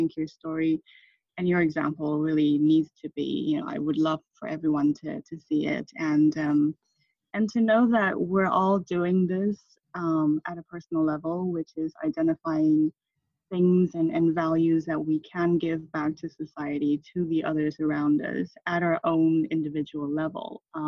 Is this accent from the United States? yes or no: no; Thailand; moved away; also born or lived in Taiwan / United Kingdom; I'm Taiwanese and my parents are Taiwanese. I was born in Taiwan, and I left Taiwan when I was six because of my father's business, and I grew up in Thailand where I went to American school.